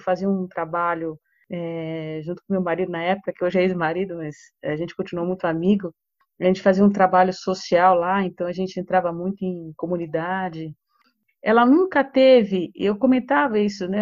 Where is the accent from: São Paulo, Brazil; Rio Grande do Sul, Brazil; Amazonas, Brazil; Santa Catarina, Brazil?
São Paulo, Brazil; moved away as an adult; also born or lived in Rio de Janeiro; Eu sou de São Paulo, mas eu estava morando no Rio. Em 2016 eu voltei para cá.